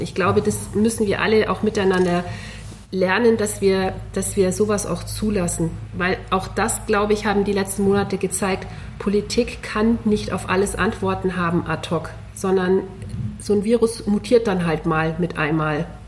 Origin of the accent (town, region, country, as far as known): Allgäu, Bavaria, Germany; born or raised there; now in Augsburg, Germany